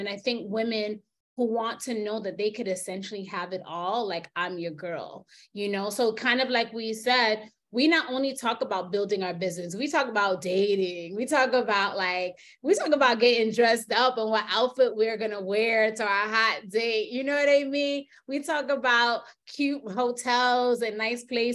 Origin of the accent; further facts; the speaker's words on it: New York, United States; moved away as an adult; also born or lived in Jamaica (family); now in United Arab Emirates; I'm from New York